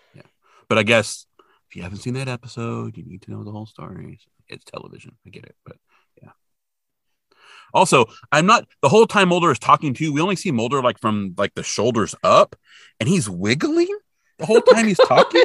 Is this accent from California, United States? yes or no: yes; California, United States; where I grew up in California